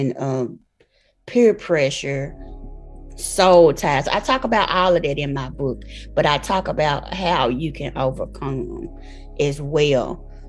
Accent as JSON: {"language": "English", "town": "Memphis", "region": "Tennessee", "country": "United States", "said": "I'm from Memphis, Tennessee"}